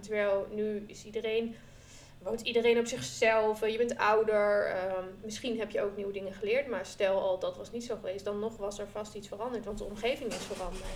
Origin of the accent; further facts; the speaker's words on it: Groningen, Netherlands; ik kom uit Groningen